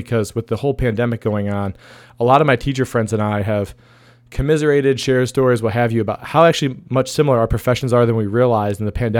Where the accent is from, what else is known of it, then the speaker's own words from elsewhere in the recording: Columbia Station, Ohio, United States; my hometown where I grew up at Columbia Station, Ohio.